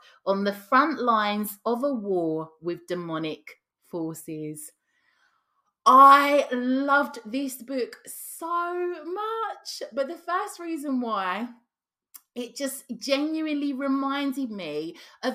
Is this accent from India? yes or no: no; Cockney and Estuary English, London, United Kingdom; accent: Cockney / Estuary English; some of the sayings that I'm used to, that I grew up around